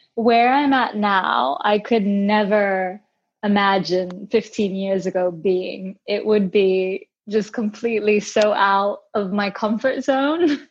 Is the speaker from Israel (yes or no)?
no; United States; I am Brazilian American and I spent most of my time growing up in the States